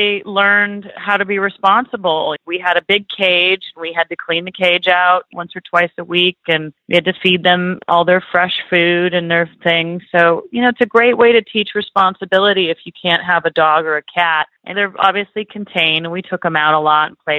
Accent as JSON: {"language": "English", "region": "Central Coast of California", "country": "United States", "tie": "born or raised there", "said": "I was able to grow up in a beautiful place in the Central Coast of California and on the ocean."}